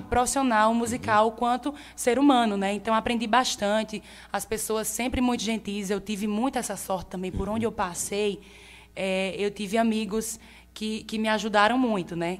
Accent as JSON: {"language": "Portuguese", "town": "Monteiro", "region": "Paraíba", "country": "Brazil", "tie": "born or raised there", "also_born_or_lived": "Recife", "moved": "as an adult", "said": "Nasci e me criei aqui em Monteiro"}